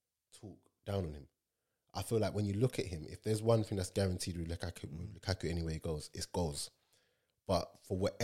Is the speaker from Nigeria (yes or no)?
yes; Nigeria; I'm Nigerian